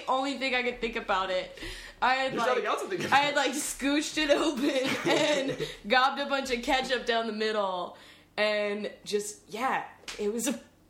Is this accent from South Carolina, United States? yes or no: yes; South Carolina, United States; I'm from the South. Carolina